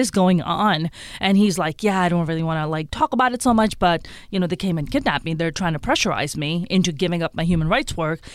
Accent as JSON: {"language": "English", "town": "Karachi", "region": "Sindh", "country": "Pakistan", "tie": "born or raised there", "moved": "yes", "lives_now": "United States", "said": "I was born and raised in Karachi in Pakistan"}